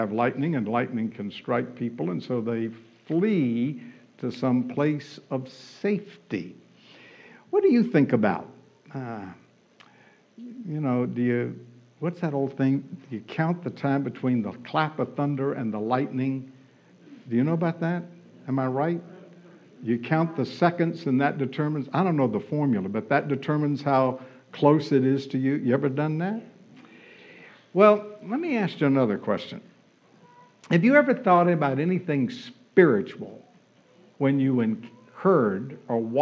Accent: Florida, United States; also born or lived in Texas; now in California, United States; Growing up in Florida

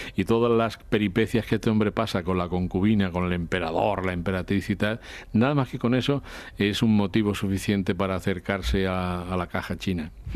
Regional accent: Spain; los españoles tenemos que sentirnos muy orgullosos

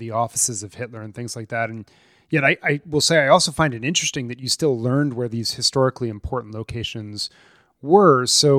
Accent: United States; I come to this conversation as an American Jew who was in middle school when the U.S. Holocaust Museum opened.

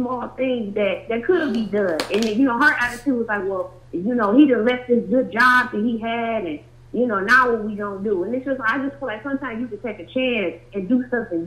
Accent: Cleveland, Ohio, United States; I'm from Cleveland, Ohio

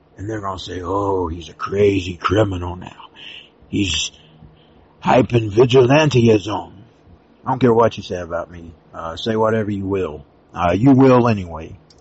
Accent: United States; I'm an American. I am always American.

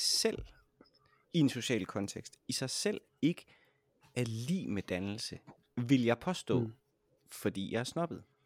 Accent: Jutland, Denmark; jeg er fra Jylland

